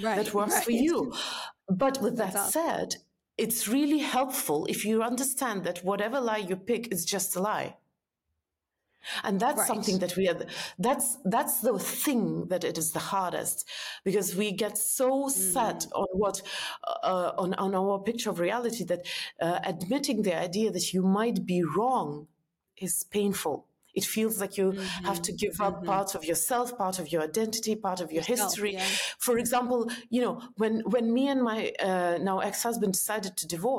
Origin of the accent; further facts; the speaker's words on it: Estonia; moved away as an adult; also born or lived in New York; I'm from Estonia